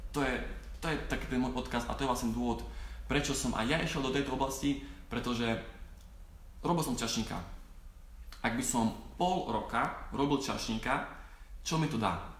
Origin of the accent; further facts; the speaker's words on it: Slovakia; k nám na Slovensku